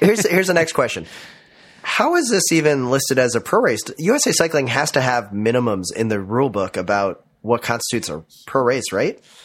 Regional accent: Minnesota, United States; growing up in the Minnesota cycling scene

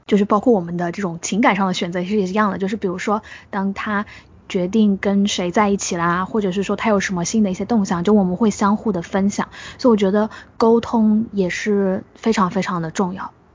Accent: Changsha, Hunan, China; moved away as an adult; now in Shanghai, China; 因为我是长沙人嘛

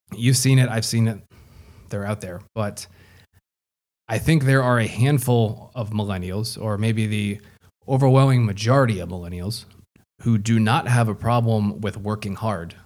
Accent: United States; proudly as an American

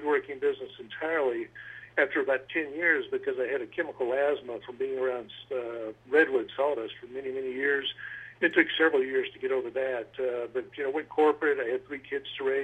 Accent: Memphis, Tennessee, United States; moved away as an adult; also born or lived in Nashville, Tennessee; I grew up in Memphis for about 25 years, and then went over to Nashville for the next 25

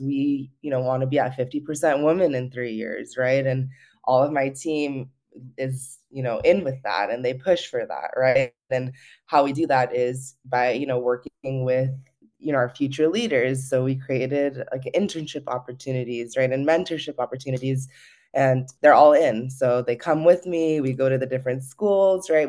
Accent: Los Gatos, California, United States; also born or lived in Campbell, California; I grew up in the Bay Area, uh, in Los Gatos and Campbell area

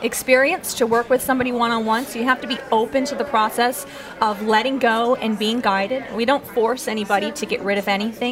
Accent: Michigan, United States; moved away as an adult; also born or lived in Seattle, Washington; now in New Orleans, United States; When I grew up in Michigan, I moved to Seattle, Washington at age 18, sight unseen

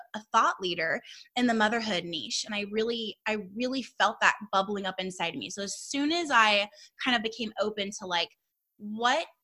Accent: Southern California, United States; also born or lived in Arkansas; We're from Southern California. We're born and raised here. We love it here

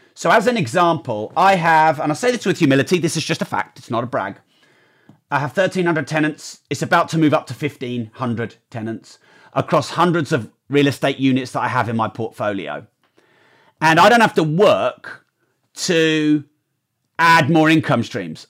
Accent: United Kingdom; I'm a Brit.

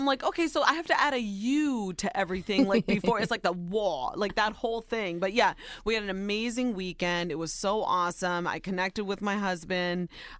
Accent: Ohio, United States; Soy Nicaragüense, but I was born and raised in Ohio. I'm a wife, a mama, and a worker bee.

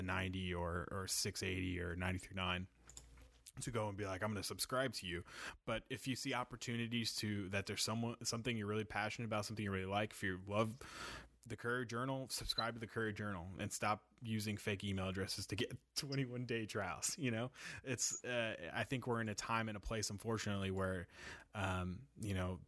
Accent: New York City, New York, United States; now in Louisville, United States; I'm from New York City, and like, you know, when I was growing up, I remember like Mike Francesa

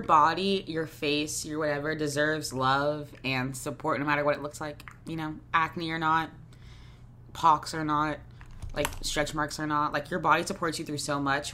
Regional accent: Jacksonville, Florida, United States; moved away as an adult; now in New York, United States; I grew up in Jacksonville, Florida

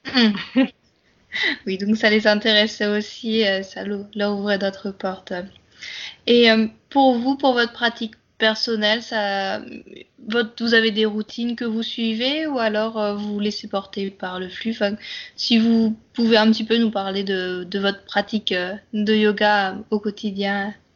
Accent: Brittany, France; Je suis bretonne d'origine

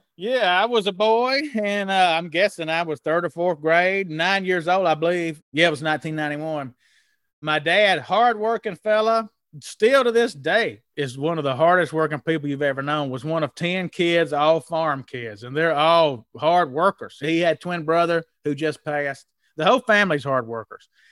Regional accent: Mississippi, United States; also born or lived in Mobile, Alabama; where I grew up in Mississippi

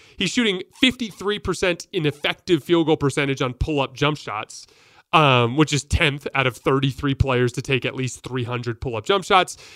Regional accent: Tucson, Arizona, United States; I'm from Tucson

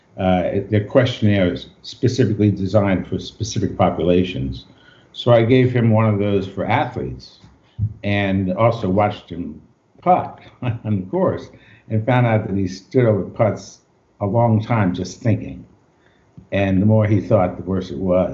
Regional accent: Long Island, New York, United States; I grew up in New York on Long Island.

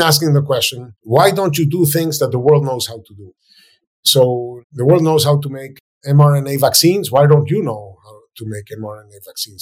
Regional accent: Venezuela; moved away as an adult; now in United States; my home country, Venezuela

